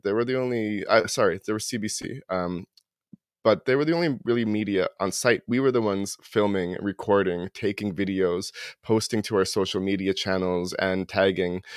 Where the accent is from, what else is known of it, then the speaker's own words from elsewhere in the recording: Toronto, Ontario, Canada; moved away as an adult; now in New Brunswick, Canada; I grew up in Toronto. I live in New Brunswick now